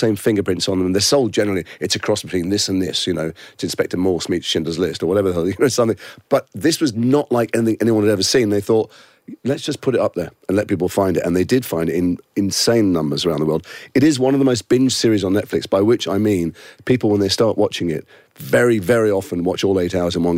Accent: England, United Kingdom; I'm English.

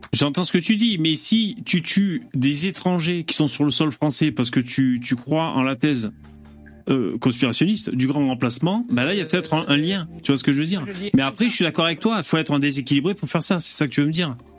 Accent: France; chez nous, en France

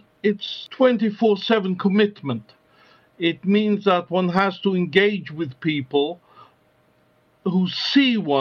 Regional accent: London, United Kingdom; also born or lived in Westminster / France / North America; I was born in Westminster, but my family home has always been in Stoke Newington

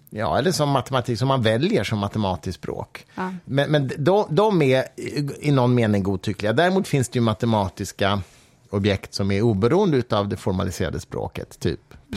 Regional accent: Mariefred, Södermanland, Sweden; jag växte upp i Mariefred

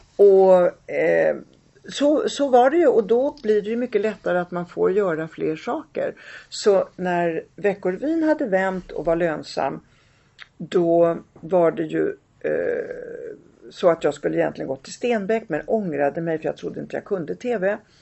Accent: Rome, Lazio, Italy; now in Sweden; jag är själv född i Rom

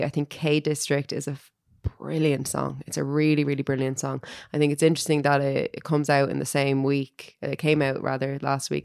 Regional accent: Dublin, Leinster, Ireland; when I was growing up in Finglas

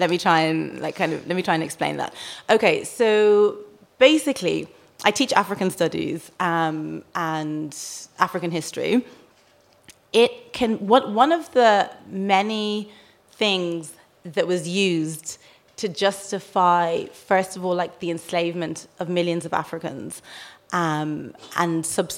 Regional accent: Dublin, Leinster, Ireland; moved away as an adult; I grew up in Rialto, yeah.

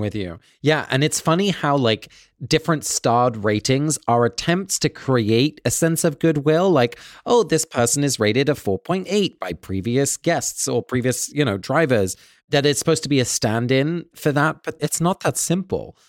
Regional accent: England, United Kingdom; moved away; growing up in England, you know, I was English a lot of the time, but I was also Dutch. My parents are both from Holland, and we spoke Dutch at home

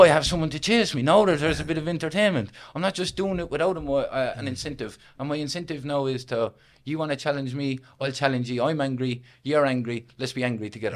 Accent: Limerick, Munster, Ireland; I originally come from a place called Weston, which is based inside Limerick City

